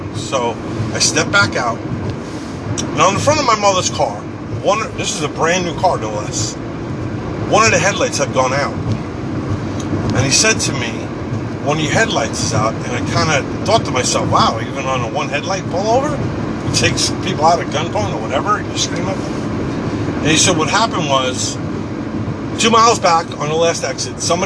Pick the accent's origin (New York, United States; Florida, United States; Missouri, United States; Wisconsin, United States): New York, United States; Long Island, Suffolk County; moved away; also born or lived in Queens, New York City; I grew up in New York. I was born in Queens, New York City. And for the most part, I fairly grew up on Long Island in Suffolk County